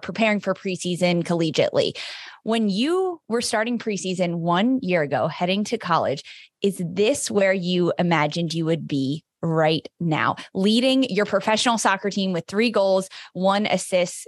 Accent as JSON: {"language": "English", "region": "East Coast", "country": "United States", "said": "I'm from the East Coast, I live on the East Coast"}